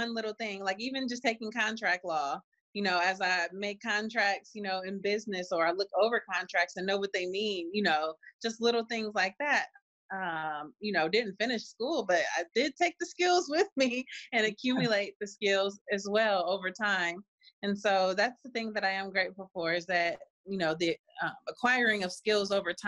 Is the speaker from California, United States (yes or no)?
yes; California, United States; now in Cleveland, United States; I grew up in California before we moved back here to Cleveland. I grew up and graduated from California.